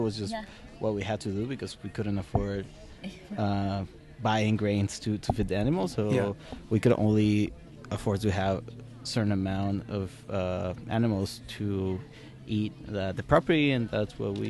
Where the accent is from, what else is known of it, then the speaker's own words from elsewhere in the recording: Ensenada, Baja California, Mexico; that's where I grew up in Ensenada, but I spent all my weekends down in the ranch.